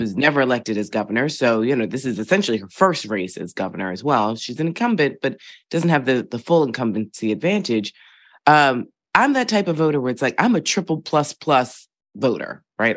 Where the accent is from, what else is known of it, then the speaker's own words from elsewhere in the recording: Philadelphia, Pennsylvania, United States; moved away; I grew up in Philadelphia in a particular neighborhood